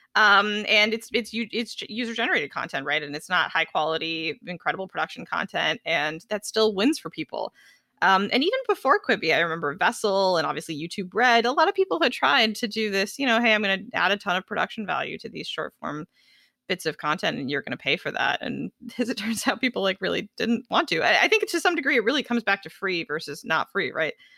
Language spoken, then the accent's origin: English; Los Angeles, California, United States; I grew up in Los Angeles